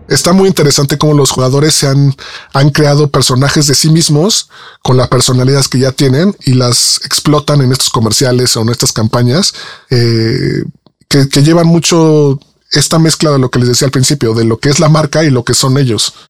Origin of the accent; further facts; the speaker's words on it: Mexico; soy mexicano